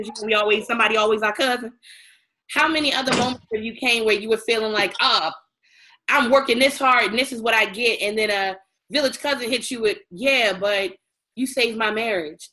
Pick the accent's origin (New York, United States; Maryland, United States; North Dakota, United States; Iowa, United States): Maryland, United States; Baltimore; I'm from Baltimore